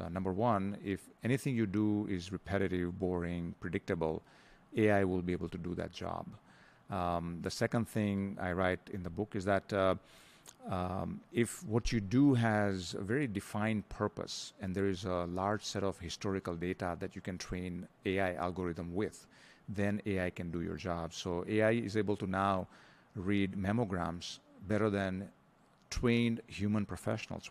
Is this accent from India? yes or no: yes; India; moved away as an adult; also born or lived in Denver, Colorado, United States; now in Philippines; I grew up in India, um, and then went to the U S, uh, spent fourteen years there